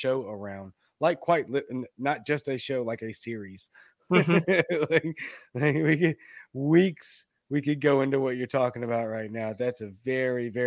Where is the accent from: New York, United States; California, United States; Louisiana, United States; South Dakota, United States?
Louisiana, United States; Baton Rouge; also born or lived in Mississippi; now in Jackson, United States; I'm from Baton Rouge, but I'm in Middle Mississippi near Jackson